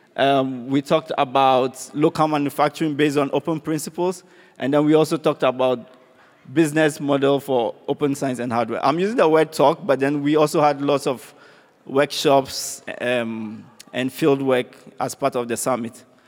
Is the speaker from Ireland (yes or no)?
no; Ghana; I come from Ghana.